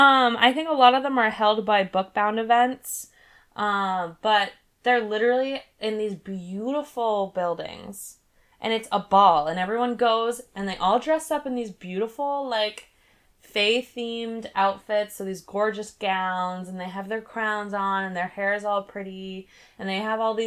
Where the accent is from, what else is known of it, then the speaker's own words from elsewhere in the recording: Maine, United States; also, we're from Maine, so I'm probably not going to go to Colorado for this specifically